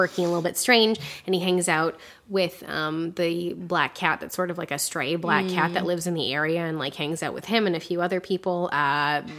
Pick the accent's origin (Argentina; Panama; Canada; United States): Canada; I'm Canadian